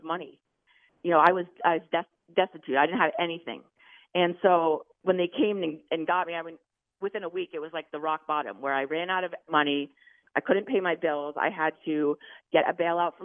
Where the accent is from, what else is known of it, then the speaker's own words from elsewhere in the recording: Maine, United States; moved away; I'm from Maine, so I was in Maine with my family